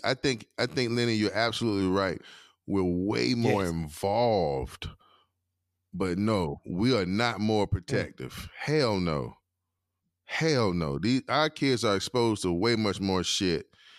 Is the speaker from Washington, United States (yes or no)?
no; Durham, North Carolina, United States; In Durham, right here at the crib, Durham, North Carolina.